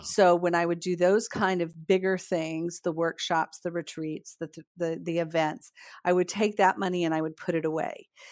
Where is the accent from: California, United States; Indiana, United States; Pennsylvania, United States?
Indiana, United States; northern; moved away as an adult; also born or lived in Pembroke Pines, Florida; now in Melbourne, Florida, United States; I grew up in a really small farming community in northern Indiana